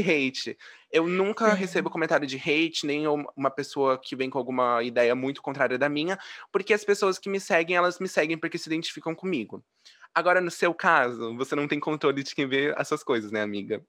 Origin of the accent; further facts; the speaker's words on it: Brazil; eu nasci no mesmo país que você